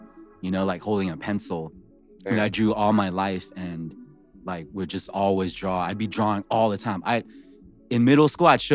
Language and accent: English; Riverside, California, United States; moved away as an adult; also born or lived in Vietnam; now in Los Angeles, United States; I grew up in SoCal in Riverside